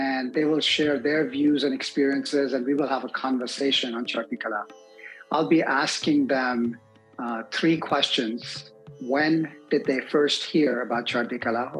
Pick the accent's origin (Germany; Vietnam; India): India; growing up in India